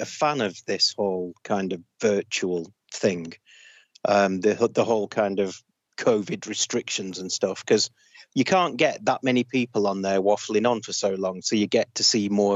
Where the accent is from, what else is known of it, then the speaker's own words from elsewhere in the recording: Lancashire, North West England, United Kingdom; now in Nottinghamshire, United Kingdom; I currently reside in Nottinghamshire, but I am from the fine county of Lancashire.